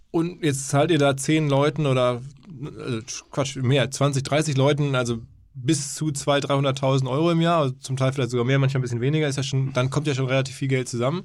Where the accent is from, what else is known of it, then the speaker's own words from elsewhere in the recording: Essen, North Rhine-Westphalia, Germany; aus meiner Heimat quasi kommt, wenige Meter Luftlinie von Essen entfernt